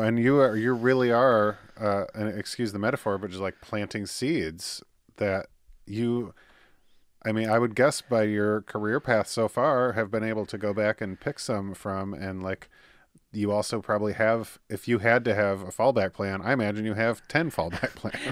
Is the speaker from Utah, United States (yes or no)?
no; Michigan, United States; born and raised in Michigan